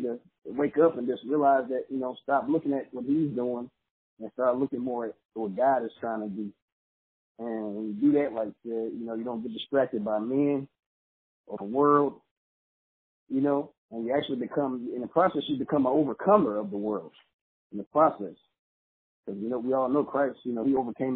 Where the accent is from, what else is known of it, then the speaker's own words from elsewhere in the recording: Los Angeles, California, United States; Coming from a small church growing up in Los Angeles, California